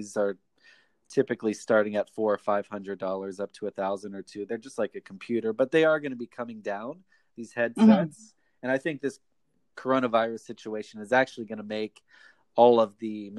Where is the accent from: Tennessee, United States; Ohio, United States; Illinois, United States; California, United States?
Ohio, United States; now in Japan; I'm from the United States, from the state of Ohio